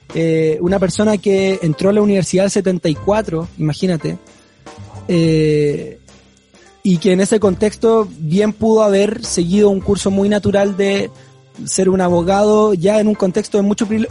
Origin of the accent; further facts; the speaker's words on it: Santiago, Santiago Metropolitan Region, Chile; yo vengo, claro, como de Vitacura, de donde soy